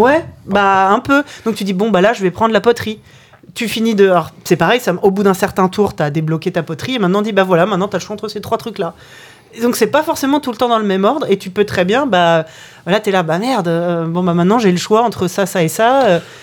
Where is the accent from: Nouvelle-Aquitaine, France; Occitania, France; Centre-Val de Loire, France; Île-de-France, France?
Centre-Val de Loire, France; Orléans; je, suis né dans une ville qui s'appelle Orléans